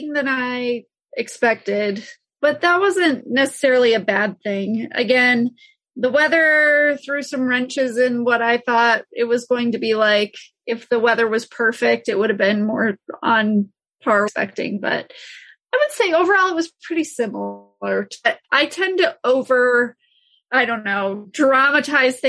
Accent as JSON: {"language": "English", "region": "Colorado", "country": "United States", "tie": "born or raised there", "said": "I'm born and raised in Colorado"}